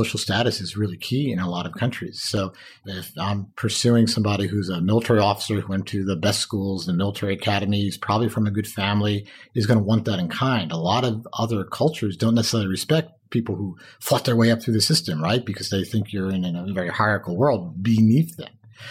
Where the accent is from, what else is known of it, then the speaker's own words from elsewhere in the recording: Westchester, New York, United States; I grew up in Westchester.